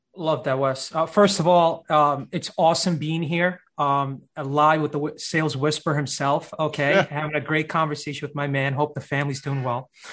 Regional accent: New York City, New York, United States; Born and raised in uh, Brooklyn, New York

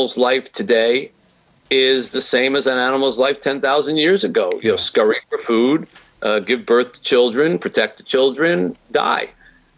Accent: Philadelphia, Pennsylvania, United States; moved away as an adult; now in Detroit, United States; that's where I grew up in Philadelphia.

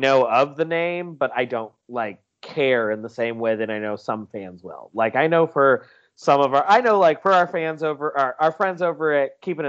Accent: South Carolina, United States; I'm from South Carolina.

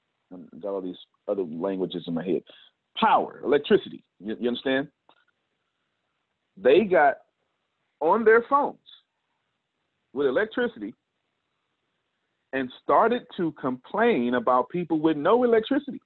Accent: Texas, United States; I'm an American, born in Texas

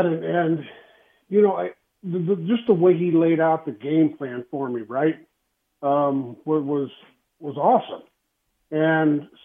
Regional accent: Texas, United States; moved away as an adult; I'm from Texas

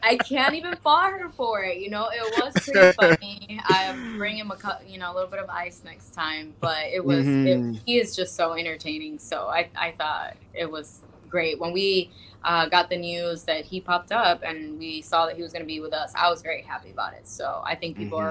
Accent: Miami, Florida, United States; in Miami, in my hometown

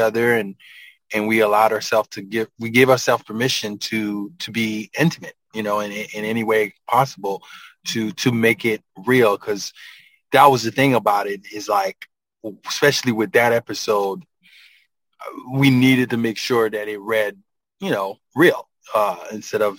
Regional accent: Haiti; moved away; I'm from Haiti, man. Like I grew up, you know, in the mountains

